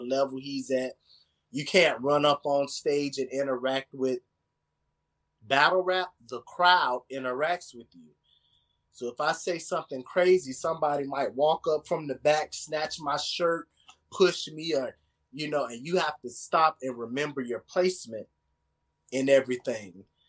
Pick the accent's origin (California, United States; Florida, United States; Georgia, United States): Florida, United States; Tampa; I'm from Tampa, I'm not from the area